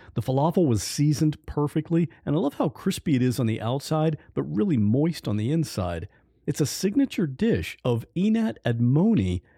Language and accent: English; United States; as the American